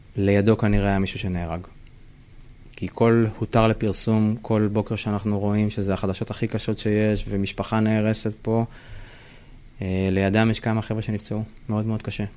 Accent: Israel; בתור ישראלי

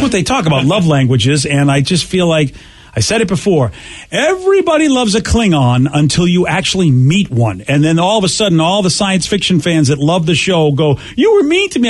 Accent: Boston, Massachusetts, United States; I'm from Boston

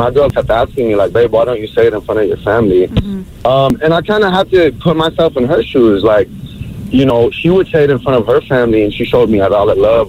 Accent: Lebanon; I'm from Lebanon. Shout out to all my Lebanese

